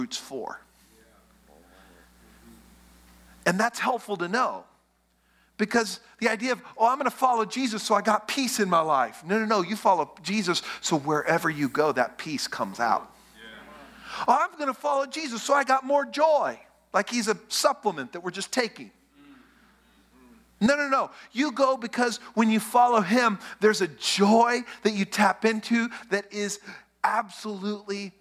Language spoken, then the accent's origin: English; West Texas, United States; I grew up in West Texas.